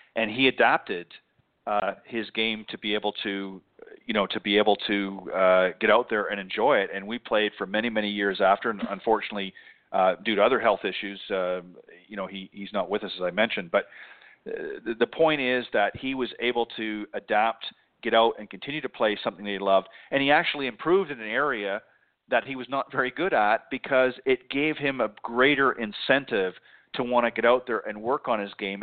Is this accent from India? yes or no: no; Canada; moved away; I'm originally from Canada